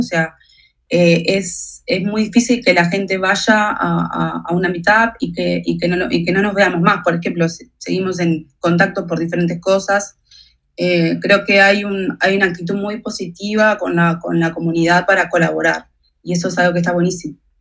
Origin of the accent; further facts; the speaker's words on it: Uruguay; Yo nací en Uruguay